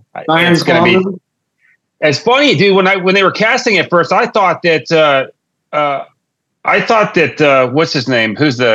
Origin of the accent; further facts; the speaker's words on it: Texas, United States; I grew up in the Texas